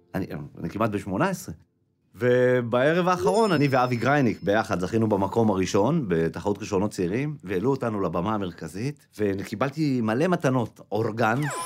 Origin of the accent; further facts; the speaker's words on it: Tirat Carmel, Haifa District, Israel; אני בא מעיר קטנה שהיה לה שם מאוד בעייתי אה, כשהיינו ילדים, טירת כרמל